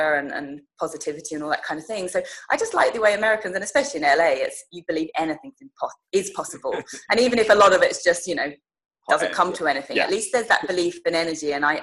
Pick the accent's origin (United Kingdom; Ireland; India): United Kingdom; Huntingdon, East of England; moved away as an adult; also born or lived in Loughborough / London; now in Los Angeles, United States; I grew up in Huntingdon in Cambridgeshire